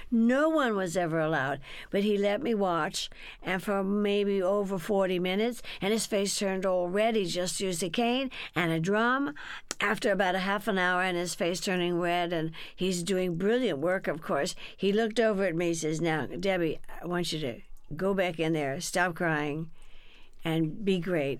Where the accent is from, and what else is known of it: Burbank, California, United States; born or raised there; also born or lived in Texas